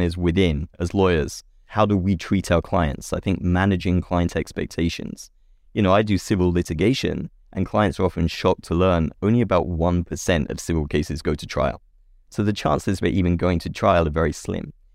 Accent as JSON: {"language": "English", "region": "England", "country": "United Kingdom", "tie": "born or raised there", "accent": "British", "moved": "yes", "lives_now": "California, United States", "said": "I grew up in England"}